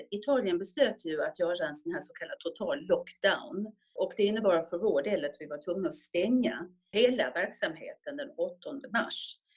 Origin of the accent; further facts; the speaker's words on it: Stockholm, Stockholm County, Sweden; born there; Ja, jag är född i Stockholm. Föddes i Stockholm på Södra sjukhuset 1958 och flyttade och bodde då i Rågsved